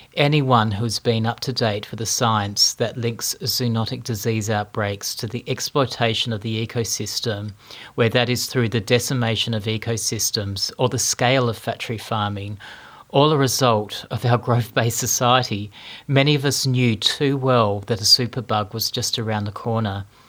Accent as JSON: {"language": "English", "town": "Melbourne", "region": "Victoria", "country": "Australia", "tie": "born or raised there", "said": "I wake up in my hometown of Melbourne"}